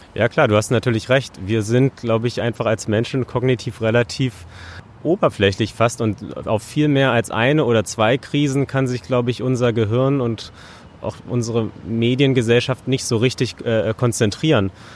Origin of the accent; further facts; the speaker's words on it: Berlin, Germany; Ich bin zwar in Berlin, in Deutschland äh, geboren und aufgewachsen